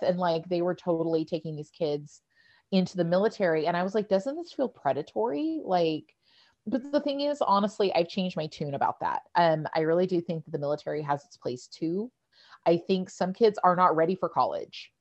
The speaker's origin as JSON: {"language": "English", "town": "Bakersfield", "region": "California", "country": "United States", "tie": "born or raised there", "said": "I'm from Bakersfield, which is where they wound up"}